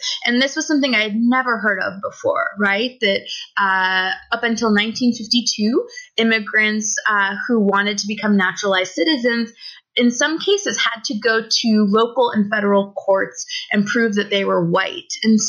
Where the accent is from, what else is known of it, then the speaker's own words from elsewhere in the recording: United States; moved away as an adult; now in Toronto, Canada; So I was born in the United States and I grew up there my whole life. But for about the last 4 years, I've been based in Toronto, Canada.